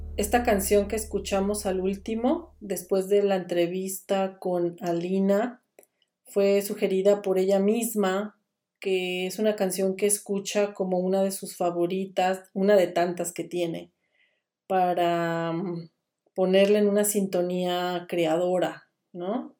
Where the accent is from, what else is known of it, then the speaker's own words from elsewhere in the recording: Guadalajara, Jalisco, Mexico; now in Switzerland; en el occidente de México, que es mi pueblo que se llama Guadalajara, Jalisco